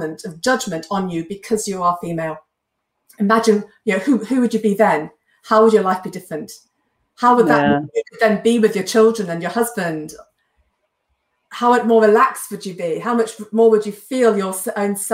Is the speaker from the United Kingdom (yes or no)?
yes; England, United Kingdom